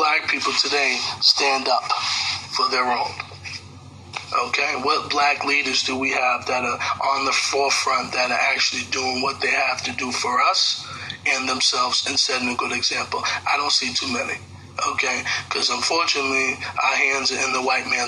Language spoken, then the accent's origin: English; United States